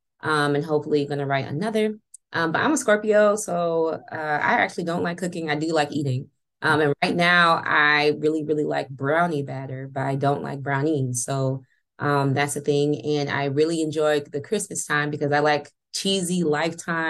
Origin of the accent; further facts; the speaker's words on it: Chicago, Illinois, United States; moved away; Chicago, my hometown